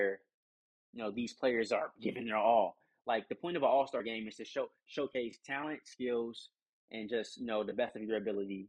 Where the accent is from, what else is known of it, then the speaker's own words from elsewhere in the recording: United States; this is me speaking as American